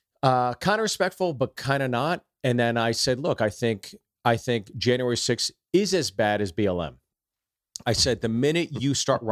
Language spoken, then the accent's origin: English; New York, United States; And, you know, we're cut from the New York cloth, right?